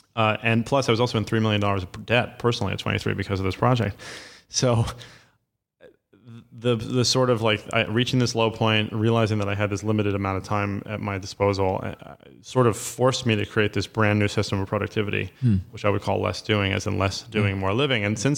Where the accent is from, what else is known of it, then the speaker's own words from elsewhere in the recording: New York City, New York, United States; So I grew up in Lower Manhattan my whole life in Soho, and my father was an art dealer.